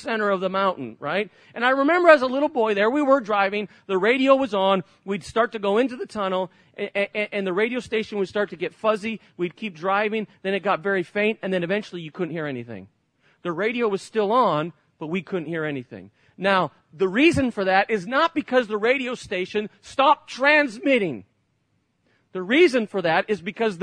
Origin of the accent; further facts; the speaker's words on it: Barcelona, Catalonia, Spain; moved away; I grew up in Spain, many of you know that, and lived in Barcelona, right at the tip of Spain where the Olympics were